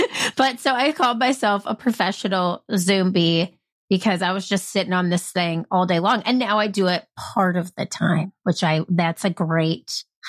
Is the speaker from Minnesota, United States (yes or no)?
no; South Carolina, United States; born there; So I was born in South Carolina, but I moved just all over the place growing up.